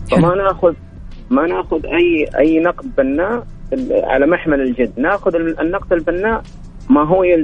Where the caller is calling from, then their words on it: Mecca, Makkah Province, Saudi Arabia; من مكه